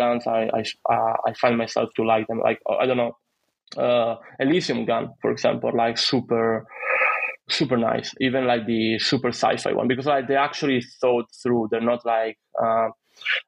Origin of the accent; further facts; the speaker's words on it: Italy; moved away as an adult; also born or lived in United Kingdom; now in Croatia; I'm actually from Italy